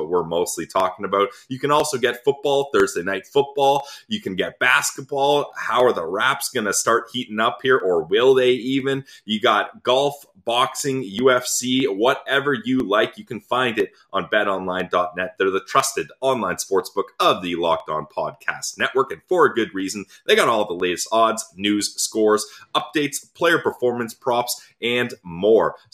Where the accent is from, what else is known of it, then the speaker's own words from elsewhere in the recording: Ottawa, Ontario, Canada; now in Winnipeg, Canada; My hometown will and for always will be Ottawa.